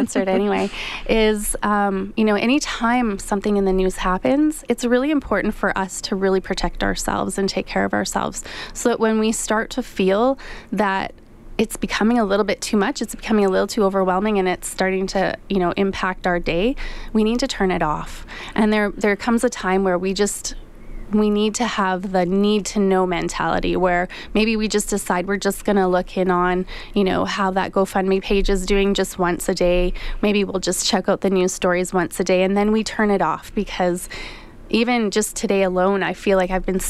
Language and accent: English; Canada; We're all Canadian